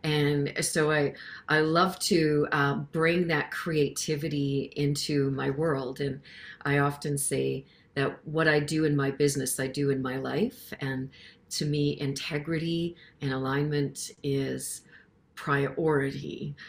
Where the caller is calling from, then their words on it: Saskatchewan, Canada; And so I'm coming in from Saskatchewan, Canada